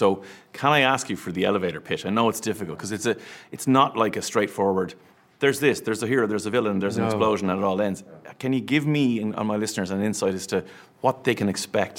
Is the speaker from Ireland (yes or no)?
yes; Ireland; being Irish men, the three of us